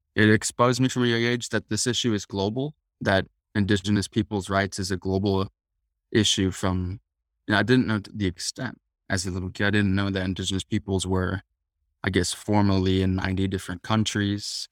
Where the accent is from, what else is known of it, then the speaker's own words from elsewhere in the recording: Tucson, Arizona, United States; I was raised in Tucson, Arizona, which is where the Yaqui tribe is